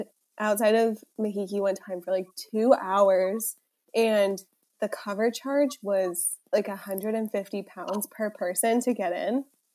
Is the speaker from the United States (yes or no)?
yes; United States